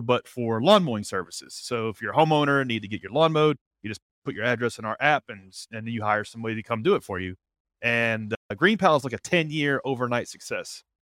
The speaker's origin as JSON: {"language": "English", "town": "Nashville", "region": "Tennessee", "country": "United States", "tie": "born or raised there", "said": "born and raised in Nashville, lived here all my life"}